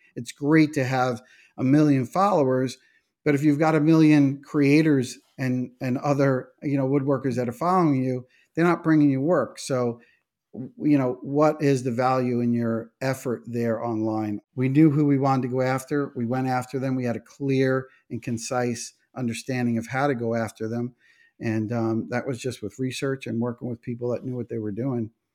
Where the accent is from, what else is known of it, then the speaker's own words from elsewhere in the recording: New York, United States; we're from New York